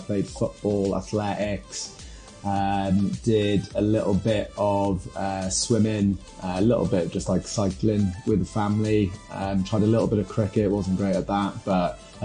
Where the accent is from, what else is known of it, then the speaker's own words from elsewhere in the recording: Llanelli, Wales, United Kingdom; moved away as an adult; now in Hong Kong; I grew up in South Wales and Llanelli